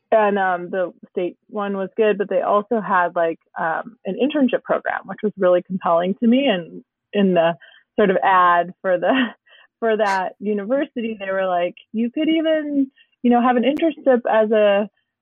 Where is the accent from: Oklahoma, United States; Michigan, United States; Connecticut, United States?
Michigan, United States; moved away as an adult; now in Oakland, United States; I live in Northern California in Oakland, and I'm from Michigan, suburbia originally, grew up there